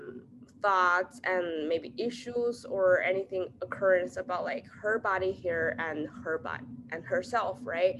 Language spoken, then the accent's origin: English; China; moved away; I grew up in China